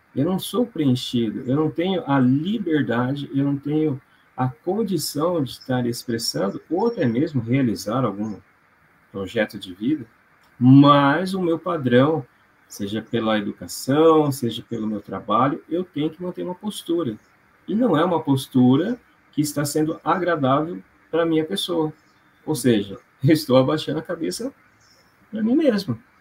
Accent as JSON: {"language": "Portuguese", "town": "Londrina", "region": "Paraná", "country": "Brazil", "said": "sou de Londrina"}